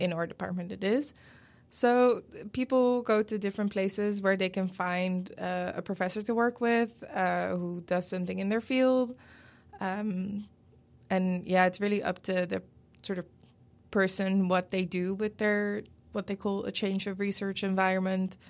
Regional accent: Netherlands; first language Dutch; English is a second language; moved away as an adult; also born or lived in Denmark; now in Pittsburgh, United States; I'm originally from the Netherlands

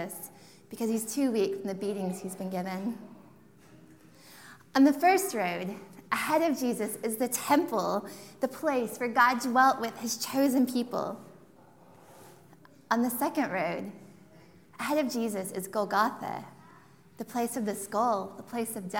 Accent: Texas, United States; now in United Kingdom; when I grew up in Texas

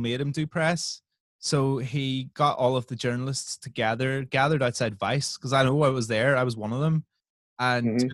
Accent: Northern Ireland, United Kingdom; I come from Northern Ireland

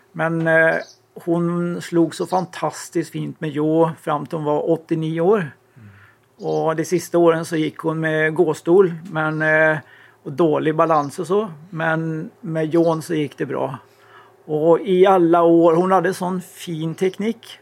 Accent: Sweden; vi är några svenskar

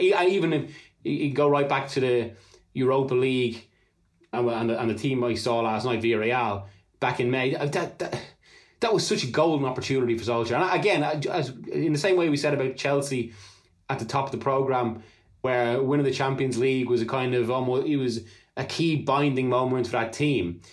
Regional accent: Ireland; being Irish

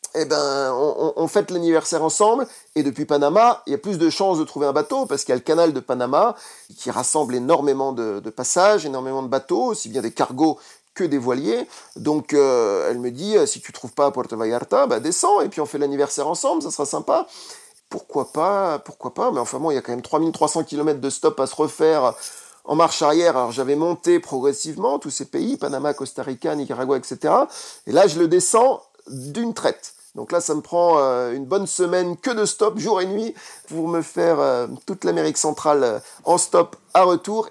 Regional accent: France; je suis français.

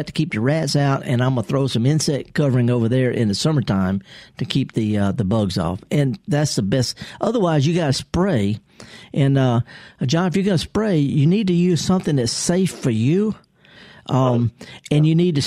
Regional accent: Mississippi, United States; I'm born and raised here in Mississippi

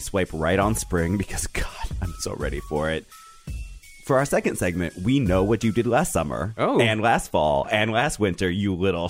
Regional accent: the rural West, United States; now in New York, United States; I'm from the West, but the very, very rural West.

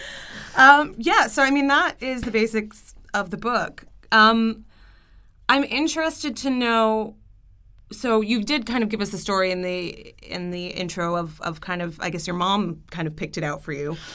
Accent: Canada; I'm Canadian

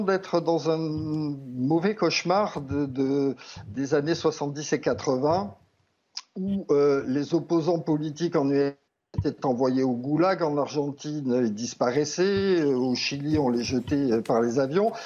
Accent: France; moved away as an adult; also born or lived in Italy; c'est mon pays, j'y ai travaillé pendant 25 ans, je suis... Euh, je suis français

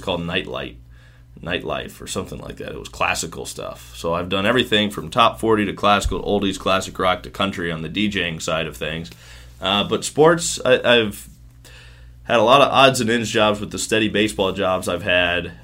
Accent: Smithville, Missouri, United States; moved away as an adult; also born or lived in Kansas City, Missouri / Quad Cities / Myrtle Beach, South Carolina; now in Pensacola, United States; I grew up in a small town just north of Kansas City called Smithville

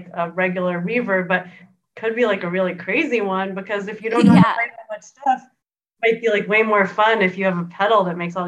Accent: New York, United States; I'm from here, and I used to work

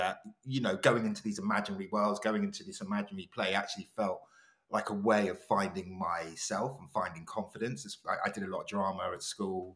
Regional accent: London, United Kingdom; I grew up in London, grew up with a Ghanaian family

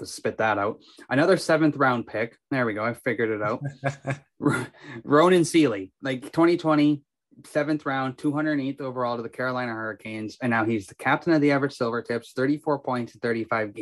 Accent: Kamloops, British Columbia, Canada; we're both from Kamloops

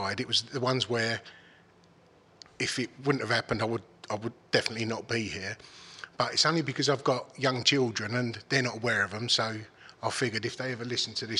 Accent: Dagenham, London, United Kingdom; I grew up in Dagenham

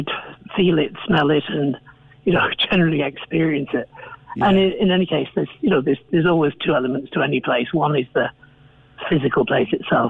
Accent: Manchester, North West England, United Kingdom; moved away as an adult; now in Cape Clear, Ireland; I'm originally from Manchester

